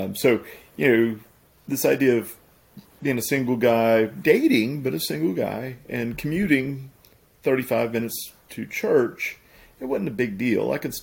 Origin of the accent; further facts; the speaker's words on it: South Louisiana, United States; now in Monroe, United States; I'm from Louisiana. I was actually from South Louisiana. I love this area. It's become home for me.